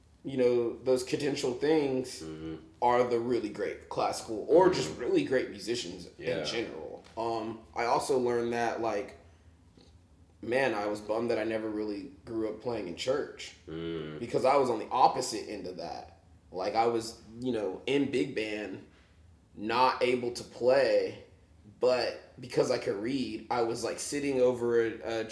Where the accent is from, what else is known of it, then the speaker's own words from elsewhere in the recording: Houston, Texas, United States; moved away as an adult; also born or lived in Los Angeles, California; now in Kansas City, United States; I grew up in Houston.